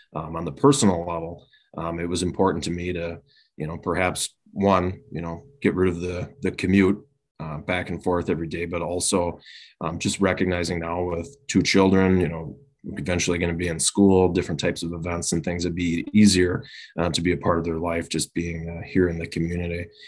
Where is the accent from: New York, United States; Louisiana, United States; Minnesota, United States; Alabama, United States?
Minnesota, United States; Winona; now in Chaska, United States; was born and raised initially down in Winona, Minnesota